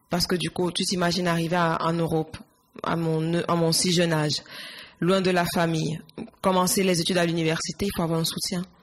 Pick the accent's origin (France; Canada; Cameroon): Cameroon; Yaoundé, Centre; moved away as an adult; now in Barcelona, Spain; Je suis née à Yaoundé